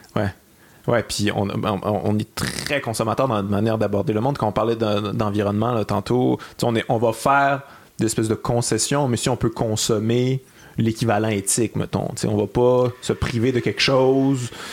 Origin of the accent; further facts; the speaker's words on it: Quebec City, Quebec, Canada; je viens de Québec. J'ai grandi avec les radios de Québec